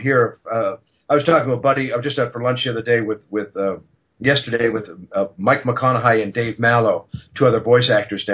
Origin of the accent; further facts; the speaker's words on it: Canada; moved away as an adult; now in Los Angeles, United States; I'm a Canadian boy